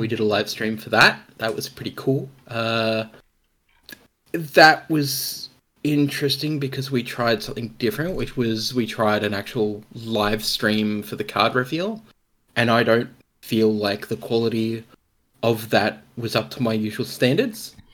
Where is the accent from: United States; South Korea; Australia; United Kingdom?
Australia; being an Australian, an Australian content creator